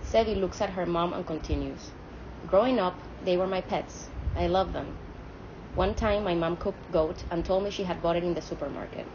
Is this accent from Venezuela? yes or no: yes; Venezuela; From Latin America. I'm Venezuelan